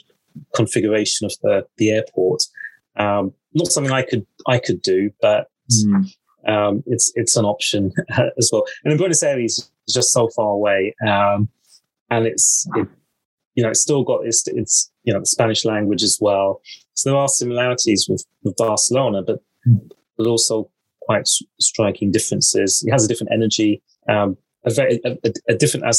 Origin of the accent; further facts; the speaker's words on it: London, United Kingdom; I was born and brought up in North London